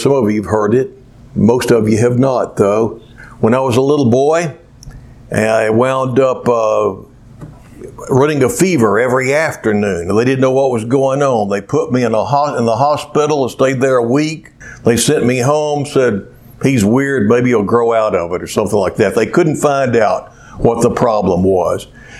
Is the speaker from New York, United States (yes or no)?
no; Cleveland, Ohio, United States; And I would also remember something else in my hometown of Cleveland, where there was a little girl.